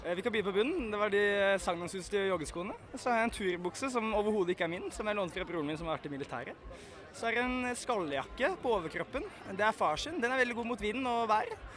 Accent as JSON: {"language": "Norwegian", "region": "Oslo", "country": "Norway", "said": "Jeg er en bygutt fra Ring 3"}